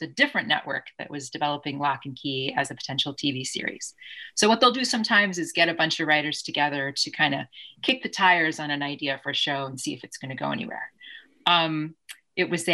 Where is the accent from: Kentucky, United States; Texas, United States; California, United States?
Kentucky, United States; I grew up in Kentucky.